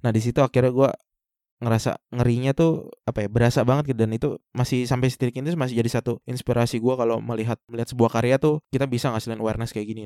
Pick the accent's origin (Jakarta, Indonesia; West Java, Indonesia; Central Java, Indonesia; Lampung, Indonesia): West Java, Indonesia; Bekasi; akhirnya kita decide untuk pulang ke Bekasi